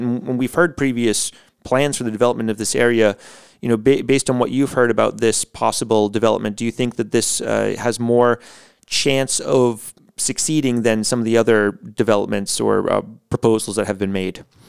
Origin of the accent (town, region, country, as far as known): United States; born or raised there; moved away